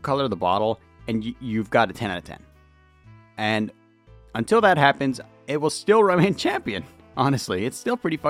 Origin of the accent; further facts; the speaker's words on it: California, United States; I'm from California